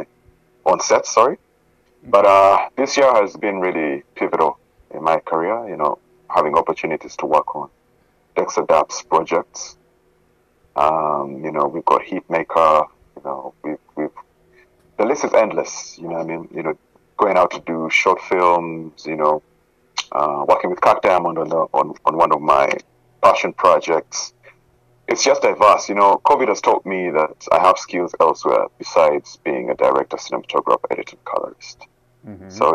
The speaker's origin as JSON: {"language": "English", "town": "Kampala", "country": "Uganda", "tie": "born or raised there", "also_born_or_lived": "Glasgow, Scotland", "moved": "yes", "lives_now": "Canada", "said": "Originally born in Uganda, Kampala. Those are my roots. That's my culture."}